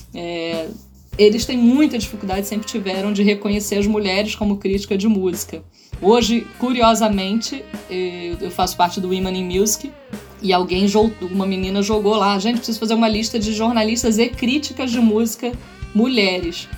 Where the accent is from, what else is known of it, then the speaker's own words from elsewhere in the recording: Niterói, Rio de Janeiro, Brazil; Niterói, onde a gente morava, onde eu fui criada.